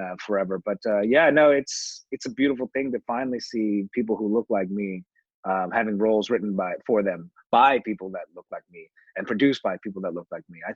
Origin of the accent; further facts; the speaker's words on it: Canada; I'm Canadian